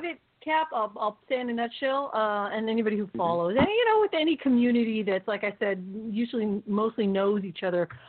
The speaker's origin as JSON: {"language": "English", "town": "Oakland", "region": "California", "country": "United States", "said": "I'm from Oakland."}